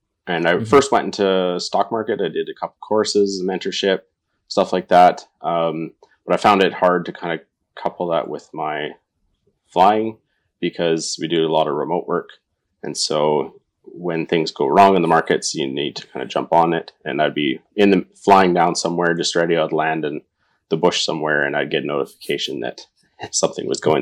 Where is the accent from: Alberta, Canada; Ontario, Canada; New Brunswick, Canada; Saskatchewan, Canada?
Alberta, Canada; Northern; moved away as an adult; now in Fort St. John, Canada; born and raised in Northern Alberta, so it's not too far from home.